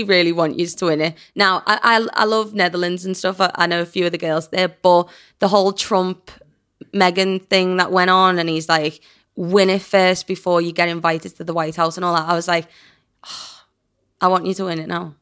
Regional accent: England, United Kingdom; I'm English

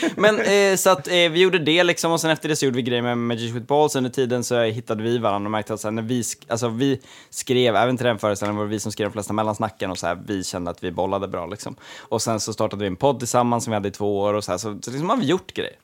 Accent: Gotland, Sweden; som gotlänning

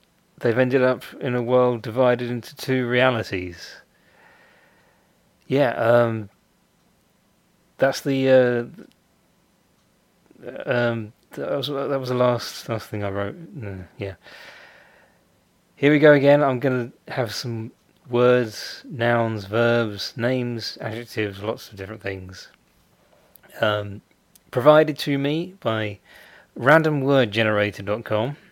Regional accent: United Kingdom; I'm British, so I say secretary

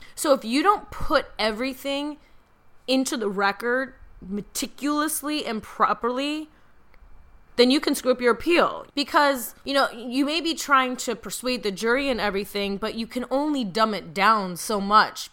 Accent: Midwest, United States; I'm from the Midwest

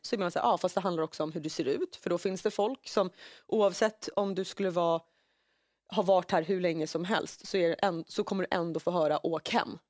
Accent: Finland; now in Sweden; när jag säger Finland

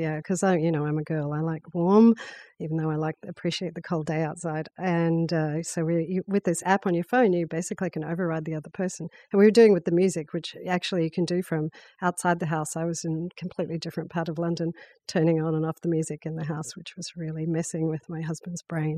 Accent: Australia; now in New York, United States; as an Australian

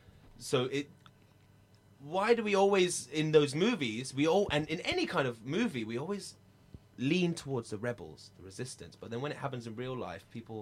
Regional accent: United States; I'm sorry. I'm American. I'm stupid.

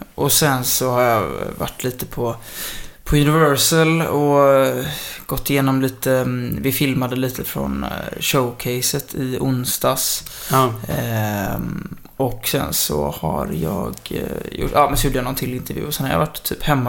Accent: Kullavik, Halland County, Sweden; also born or lived in Kungsbacka; Alltså jag kommer både från Kungsbacka och Kullavik, men jag har nästan hängt mest i Kullavik

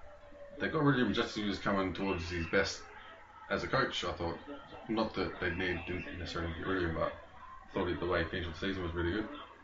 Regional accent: Ireland; Well, it's not legal in Britannica. That's all right, I'm Irish.

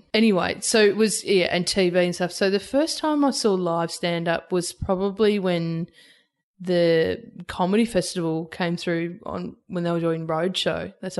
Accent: Albury, New South Wales, Australia; It's a regional town. So, and it's on the border of New South Wales and Victoria. So it's, and Wodonga's on the Victorian side, Albury's on the New South

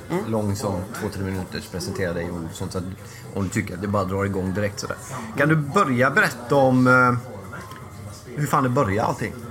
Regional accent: Sweden; Jag är förfärligt svensk. Ja, på gott och ont kan man säga.

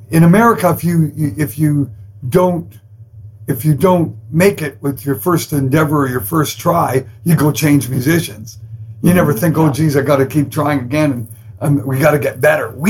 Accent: Canada; I'm Canadian

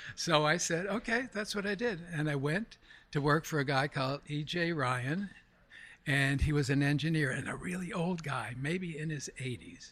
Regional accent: Montreal, Quebec, Canada; moved away as an adult; also born or lived in Stamford, Connecticut; now in New York City, United States; I'm originally from Montreal, Canada. I was born in, uh, Montreal

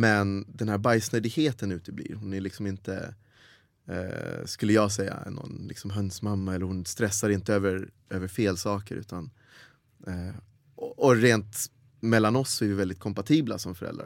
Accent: Helsingborg, Skåne, Sweden; accent: Scanian; moved away as an adult; also born or lived in United States; Jag växte upp i Helsingborg, där är ju whiter than white

